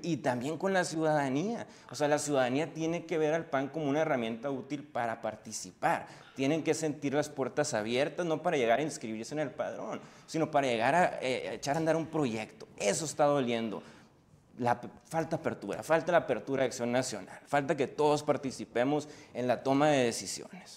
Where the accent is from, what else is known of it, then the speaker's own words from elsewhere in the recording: Hermosillo, Sonora, Mexico; also born or lived in Mexico City; somos de Hermosillo